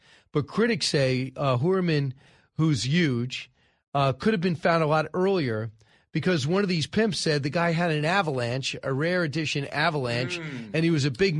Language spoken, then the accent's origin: English; Massapequa, New York, United States; I'm from Massapequa.